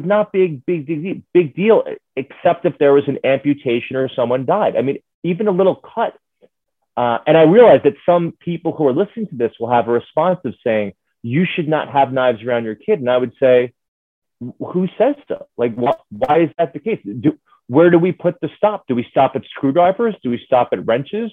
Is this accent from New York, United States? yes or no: yes; New York City, New York, United States; I'm from New York City